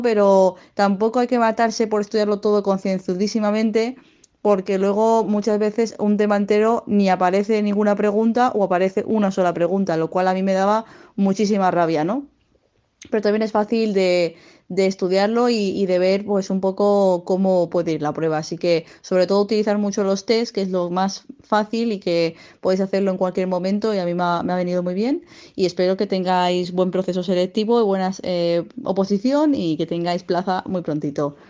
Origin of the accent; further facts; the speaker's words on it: Madrid, Community of Madrid, Spain; now in Zaragoza, Spain; actualmente estoy viviendo en Zaragoza a pesar de que soy de, de Madrid